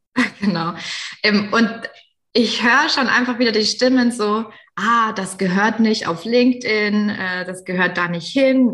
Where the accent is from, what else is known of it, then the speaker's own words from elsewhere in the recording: Baden-Württemberg, Germany; accent: Badisch; meinem badischen Dialekt